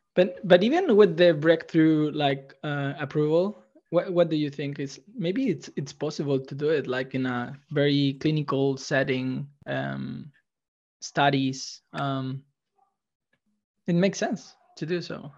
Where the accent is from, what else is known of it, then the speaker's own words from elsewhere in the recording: Chile; I'm from Chile